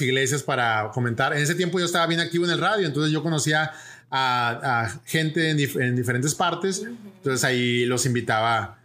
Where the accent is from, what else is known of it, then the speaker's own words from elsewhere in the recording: Monterrey, Nuevo León, Mexico; moved away as an adult; now in Puerto Rico; México, México, de Monterrey, México. Y ahí, ahí crecí